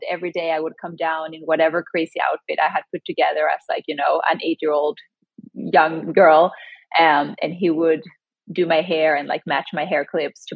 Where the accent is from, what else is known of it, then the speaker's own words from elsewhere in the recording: Sweden; moved away as an adult; also born or lived in Chile (ancestry); now in New York City, United States; I grew up in Sweden, but both my parents are from Chile